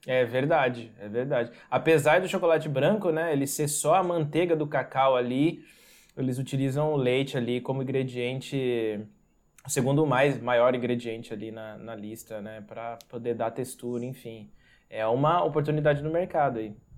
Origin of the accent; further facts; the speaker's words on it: Santa Cruz do Rio Pardo, São Paulo, Brazil; eu sou do interior do estado de São Paulo, na cidade de Santa Cruz do Rio Pardo.